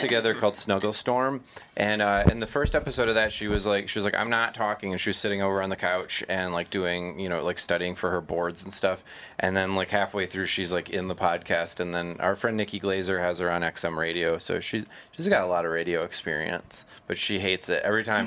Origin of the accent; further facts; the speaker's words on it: Minnesota, United States; I'm so Minnesotan.